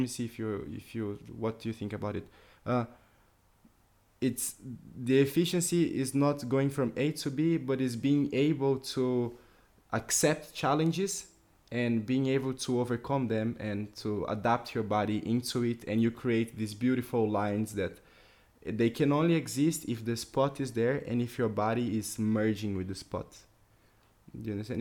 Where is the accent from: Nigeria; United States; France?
France; We, we are from France